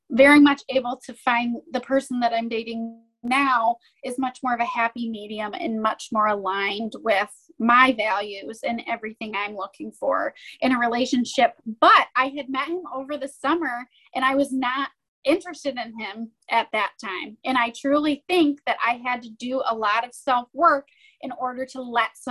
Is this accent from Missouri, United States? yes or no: no; Michigan, United States; I'm from Michigan, and I'm 31 years old